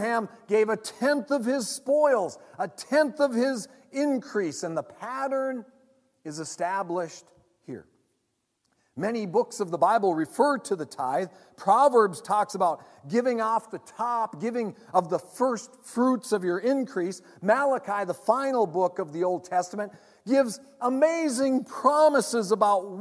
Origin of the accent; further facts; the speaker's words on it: United States; I want people in my hometown to know Jesus. I want there to be a gospel presence in the Twin Ports and the surrounding region